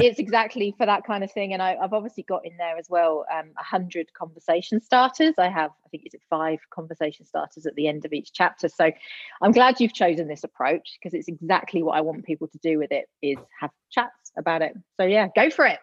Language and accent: English; Gloucester, South West England, United Kingdom; moved away as an adult; also born or lived in Leeds, United Kingdom / London, United Kingdom; now in Adelaide, Australia; I'm originally from the UK, born and bred Gloucester girl.